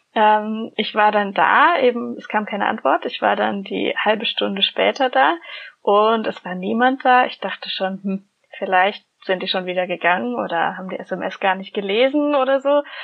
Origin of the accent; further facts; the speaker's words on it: Germany; wir als Deutsche jetzt im Ausland sind